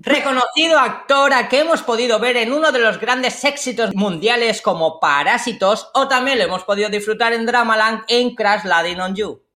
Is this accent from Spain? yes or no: yes; Spain; como españoles